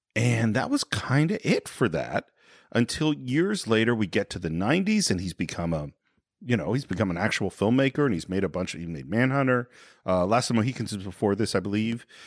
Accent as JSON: {"language": "English", "town": "San Francisco", "region": "California", "country": "United States", "tie": "born or raised there", "said": "growing up in San Francisco"}